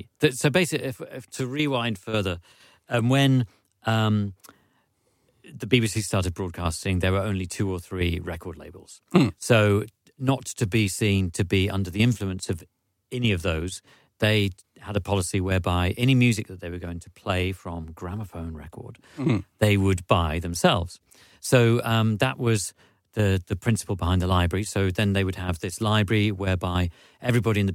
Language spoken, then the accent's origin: English; London, United Kingdom; also born or lived in Norwich; I was originally from London